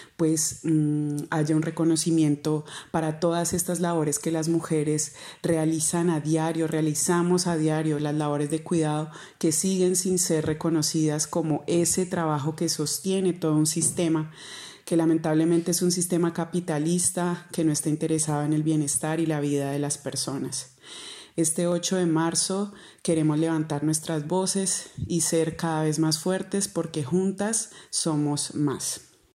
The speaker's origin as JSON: {"language": "Spanish", "town": "Mercaderes", "region": "Cauca", "country": "Colombia", "tie": "born or raised there", "lives_now": "Santander de Quilichao, Colombia", "said": "nací en el municipio de Mercaderes Cauca, al"}